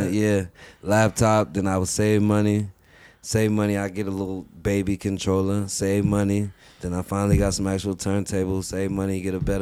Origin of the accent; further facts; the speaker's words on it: Park Hill, Colorado, United States; also born or lived in Oklahoma; born and raised in Park Hill.